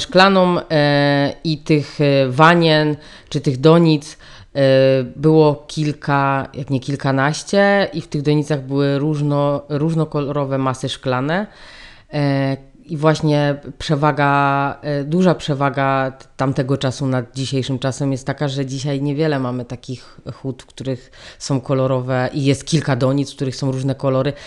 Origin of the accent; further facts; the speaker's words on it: Dąbrowa Górnicza, Silesian Voivodeship, Poland; Ja w ogóle pochodzę z Ząbkowic, tych Ząbkowic z tej Dąbrowy Górniczej, od tej huty szkła